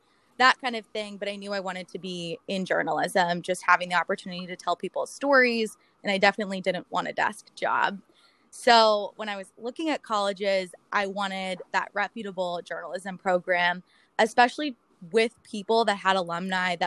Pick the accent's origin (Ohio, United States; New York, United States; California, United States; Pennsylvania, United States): Pennsylvania, United States; Pittsburgh; I'm originally from Pittsburgh